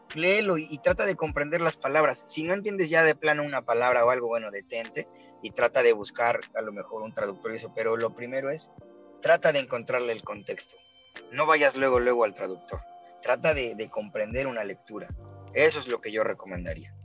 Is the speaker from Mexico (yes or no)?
yes; Mexico; moved away; Yo soy mexicano